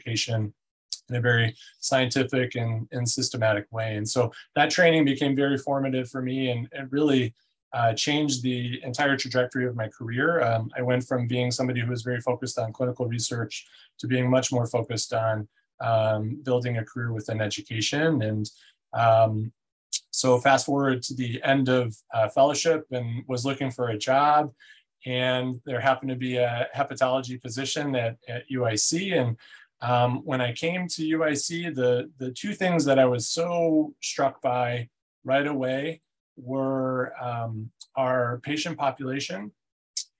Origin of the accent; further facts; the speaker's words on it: Northwest Indiana, United States; also born or lived in Chicago, Illinois; I'm a Midwesterner through and through. I was born in the Chicagoland area, grew up in Northwest Indiana